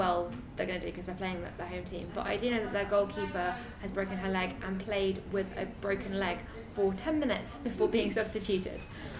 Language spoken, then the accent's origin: English; United Kingdom; But I'm white and British